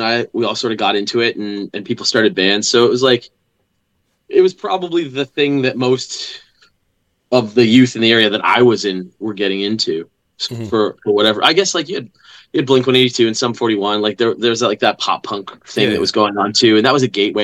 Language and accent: English; Newfoundland and Labrador, Canada; I grew up in Labrador.